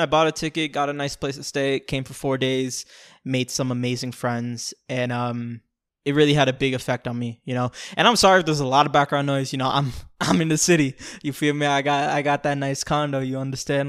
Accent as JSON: {"language": "English", "town": "Orlando", "region": "Florida", "country": "United States", "tie": "born or raised there", "also_born_or_lived": "Bronx, New York", "said": "That's where I've lived ever since I was six years old up to twenty-two when I moved out"}